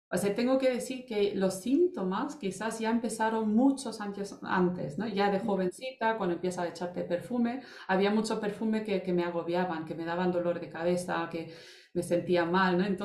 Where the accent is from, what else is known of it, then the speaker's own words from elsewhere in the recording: Germany; now in Almería, Spain; era alemán, mi madre americana eh, y me he criado en Alemania